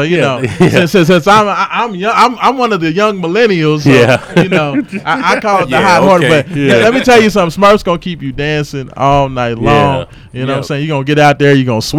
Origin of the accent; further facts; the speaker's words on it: Louisville, Kentucky, United States; I was born on University of Louisville covers, red and black sheets.